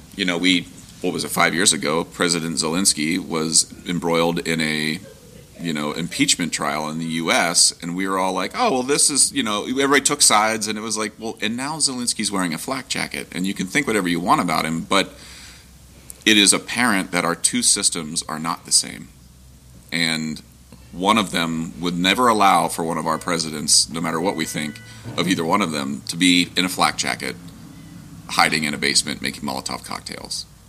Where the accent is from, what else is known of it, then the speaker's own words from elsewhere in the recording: Ohio, United States; I grew up in Ohio